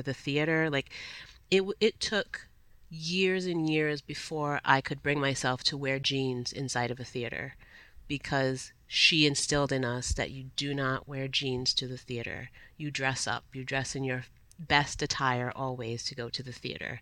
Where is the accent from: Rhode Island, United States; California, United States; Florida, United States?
Rhode Island, United States; Providence; I was a Providence public school kid, literally beginning to end, from Head Start through Rhode Island College